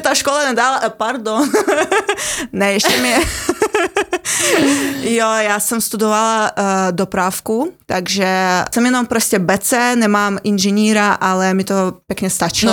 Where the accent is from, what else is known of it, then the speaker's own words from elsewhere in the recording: Siberia, Russia; accent: Russian; Czech is a second language; now in Czech Republic; jsem vyrůstala na Sibíři a ano, je mi to úplně jedno, že je to, je to slyšet